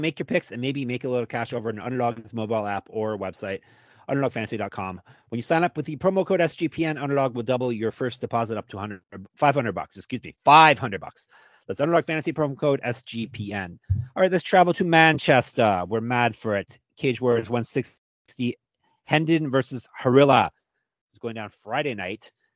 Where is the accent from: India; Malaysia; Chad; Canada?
Canada; us Canadians